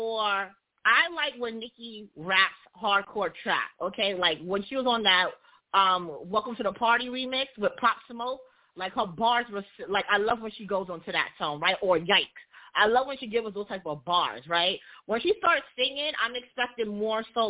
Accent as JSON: {"language": "English", "town": "New York City", "region": "New York", "country": "United States", "said": "I am from Brooklyn"}